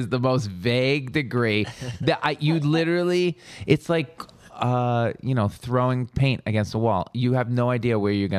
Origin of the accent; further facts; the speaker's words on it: Long Island, New York, United States; accent: Long Island; where are you from? Like, Long Island.